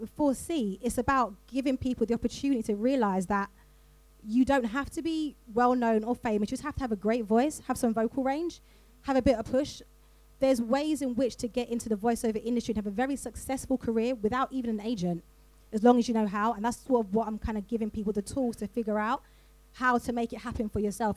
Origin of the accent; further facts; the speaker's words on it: London, United Kingdom; I'm from South London, like I don't pronounce my T's